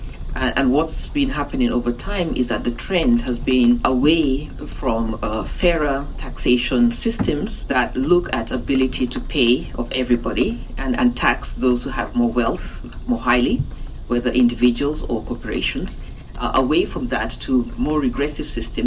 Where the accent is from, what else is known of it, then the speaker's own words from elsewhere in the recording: Uganda; I'm from Uganda, you know, in Africa